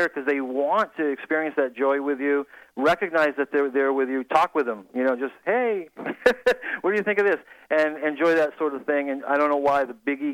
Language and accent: English; Massachusetts, United States; I grew up in Massachusetts, and I used to go out to the Springfield area all the time, East Longmeadow